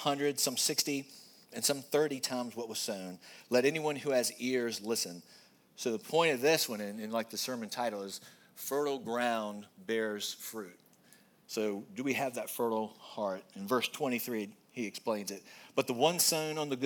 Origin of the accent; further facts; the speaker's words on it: Goochland, Virginia, United States; we grew up in Goochland